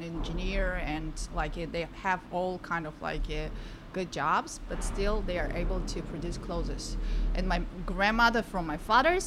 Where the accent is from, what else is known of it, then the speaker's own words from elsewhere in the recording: Tajikistan; moved away; I'm from the very small country in Central Asia, Tajikistan